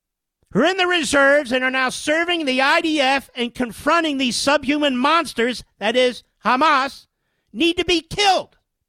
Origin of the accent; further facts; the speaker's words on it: Cheltenham Township, Pennsylvania, United States; See, Jake Tapper's from Abington Township. I'm from Cheltenham Township. Those are neighboring townships.